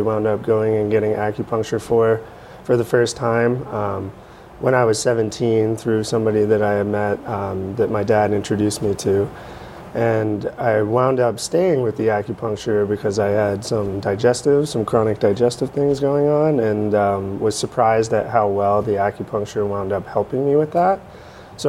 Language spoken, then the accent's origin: English; Shirley, Massachusetts, United States; I grew up in Shirley, and I've lived there, with the exception of going off to school, I've lived there my entire life